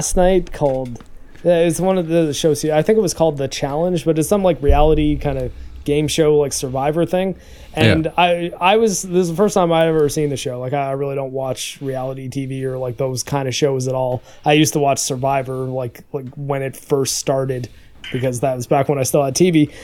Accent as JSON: {"language": "English", "country": "Canada", "said": "I'm Canadian"}